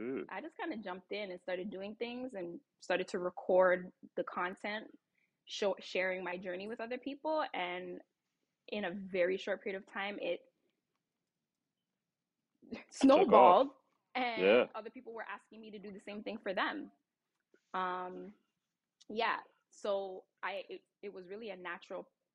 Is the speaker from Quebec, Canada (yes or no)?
no; Toronto, Ontario, Canada; also born or lived in California; now in Maryland, United States; I'm actually born and raised in Toronto, Canada